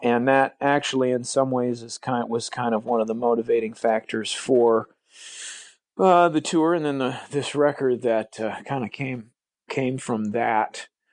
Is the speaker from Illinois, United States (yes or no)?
yes; Peoria, Illinois, United States; also born or lived in Chicago; I'm from Peoria, which is about uh, about 150 miles, I guess, guess um, southwest of Chicago